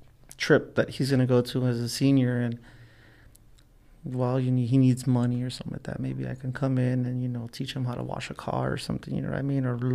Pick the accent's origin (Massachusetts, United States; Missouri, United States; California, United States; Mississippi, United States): California, United States; Los Angeles; growing up in Los Angeles, it's easy for you to do drugs. It's everywhere, you know.